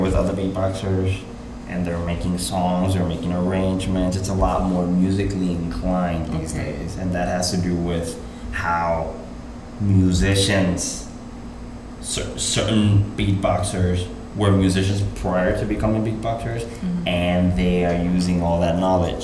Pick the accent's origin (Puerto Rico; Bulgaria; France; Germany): Puerto Rico; Puerto Rican artists, and in this case myself